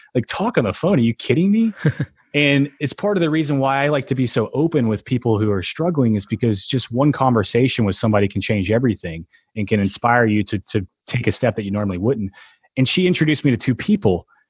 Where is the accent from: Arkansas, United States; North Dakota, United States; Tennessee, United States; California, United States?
Tennessee, United States; growing up in Tennessee